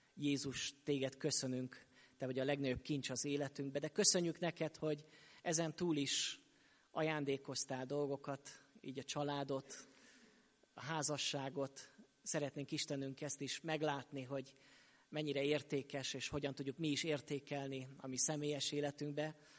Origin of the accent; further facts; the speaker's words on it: Sopron, Győr-Moson-Sopron, Hungary; moved away; also born or lived in Szokolya; én soproni származású vagyok, és ott nőttem föl